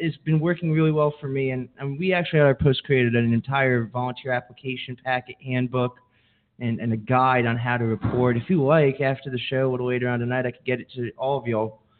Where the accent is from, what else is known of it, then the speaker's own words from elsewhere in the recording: near Scranton, Pennsylvania, United States; I grew up near Scranton.